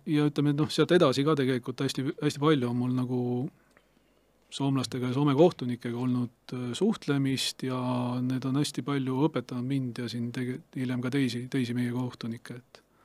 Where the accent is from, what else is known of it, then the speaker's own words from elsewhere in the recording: Estonia; me oleme Eestist kahekesi Anti Hermaniga